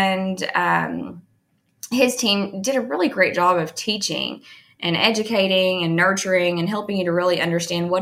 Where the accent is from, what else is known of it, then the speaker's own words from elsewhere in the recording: Bowling Green, Kentucky, United States; now in Lexington, United States; I was born and raised in Bowling Green, Kentucky, and graduated from Western Kentucky University